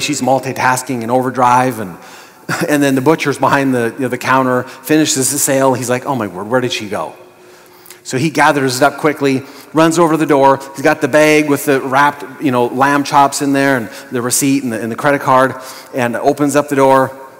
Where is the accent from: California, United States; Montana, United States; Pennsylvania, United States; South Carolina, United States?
Montana, United States; I was born and raised in Montana